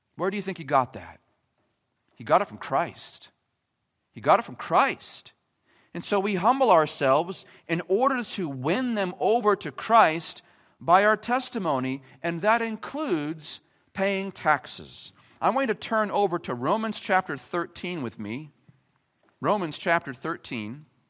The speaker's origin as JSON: {"language": "English", "town": "Gilmanton", "region": "New Hampshire", "country": "United States", "tie": "born or raised there", "said": "I grew up in Gilmanton. I was born and raised here."}